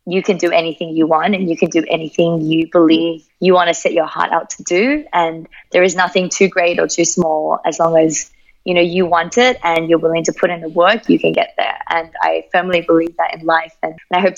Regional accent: Melbourne, Victoria, Australia; accent: Australian; moved away as an adult; now in Singapore; I was actually born in Melbourne.

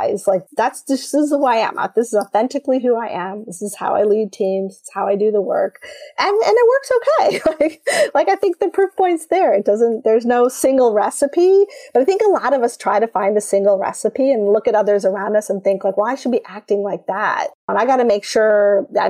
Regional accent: Michigan, United States; I grew up in Michigan

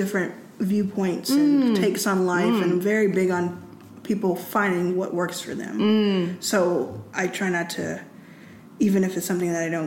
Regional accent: Texas, United States; I grew up in Texas

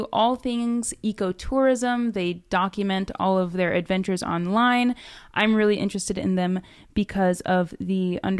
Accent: South Florida, United States; I grew up in South Florida, and I'm just obsessed with the ocean, water.

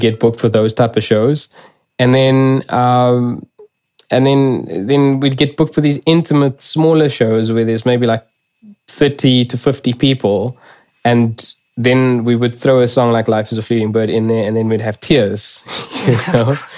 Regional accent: South Africa; first language English; me as a South African

